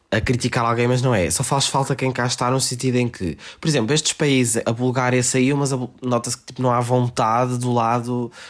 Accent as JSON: {"language": "Portuguese", "country": "Portugal", "said": "somos portugueses"}